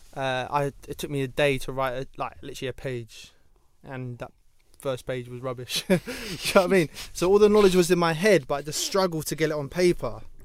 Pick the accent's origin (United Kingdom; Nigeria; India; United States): United Kingdom; London; I grew up in Ealing where Ealing was half posh